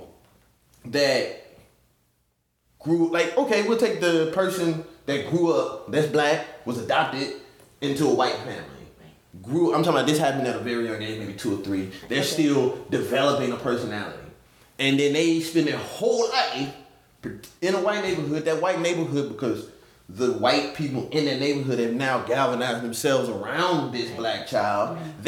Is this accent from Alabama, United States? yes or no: yes; Selma, Alabama, United States; now in San Diego, United States; growing up in Selma, mostly, like, black